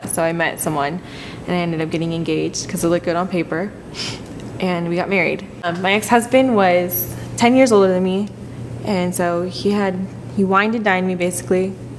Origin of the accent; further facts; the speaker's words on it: Oregon, United States; born there; I was born in Oregon, but we traveled a lot with my family.